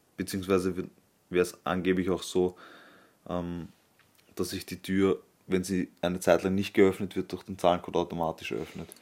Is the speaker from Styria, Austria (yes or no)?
no; Vienna, Austria; als Wiener